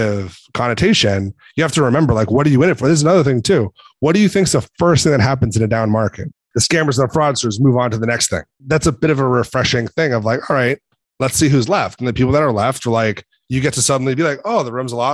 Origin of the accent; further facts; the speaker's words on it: Boston, Massachusetts, United States; I'm from Boston